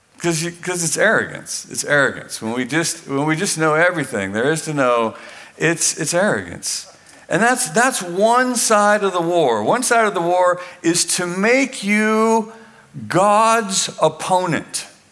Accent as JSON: {"language": "English", "town": "Weaverville", "region": "California", "country": "United States", "tie": "born or raised there", "moved": "as an adult", "said": "I'm from Weaverville"}